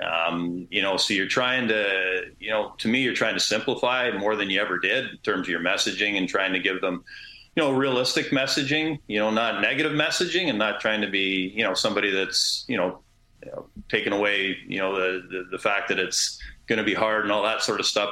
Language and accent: English; Canada